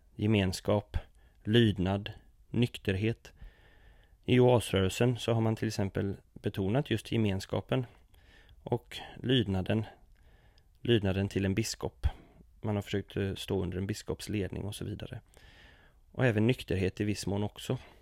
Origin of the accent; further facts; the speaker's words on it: Sweden; min uppväxt inom oasrörelsen i Sverige